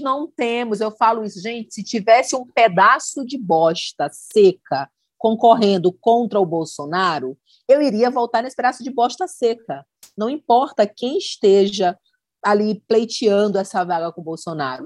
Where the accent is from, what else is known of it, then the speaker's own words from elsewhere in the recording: Northeast Region, Brazil; accent: nordestino; esse nosso sotaque lindo